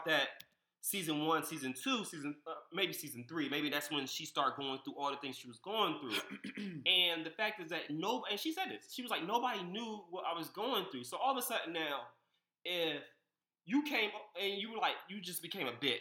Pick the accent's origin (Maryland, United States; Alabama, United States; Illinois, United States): Maryland, United States; Largo; born or raised there